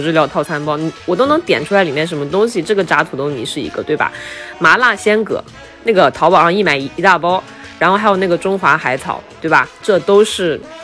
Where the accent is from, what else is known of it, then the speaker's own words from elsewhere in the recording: Taiyuan, Shanxi, China; moved away; 我回老家，在太原，我老家是山西太原的